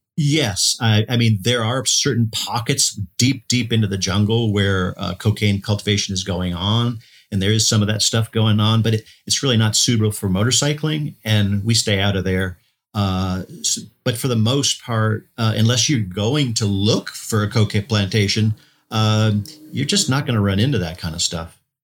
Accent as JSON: {"language": "English", "region": "Florida", "country": "United States", "said": "I'm from, uh, Florida, U S"}